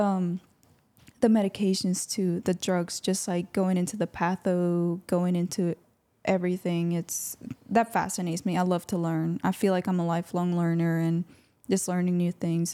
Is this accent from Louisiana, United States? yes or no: yes; Louisiana, United States; also born or lived in Honduras; little six-year-old me arrived to the United States along with my three other siblings and my mom. And we've been here